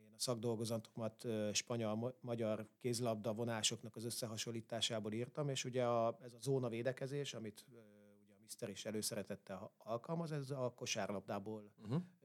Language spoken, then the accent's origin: Hungarian; Solymár, Pest, Hungary; én ilyen három-négy éves koromtól a pálya mellett nőttem föl. Ö, ugye úgy, hogy fater edzett, én meg ott rohangáltam körbe-körbe, mint egy hülye gyerek. Ö, abban az időben, akkor már Solymáron voltunk